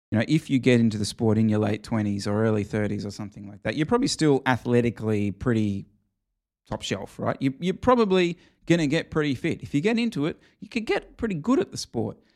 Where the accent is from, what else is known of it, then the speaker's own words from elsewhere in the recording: Australia; as an Australian